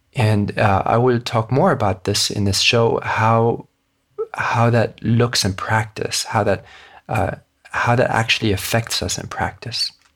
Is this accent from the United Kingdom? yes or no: no; Hong Kong; I was born and raised in Hong Kong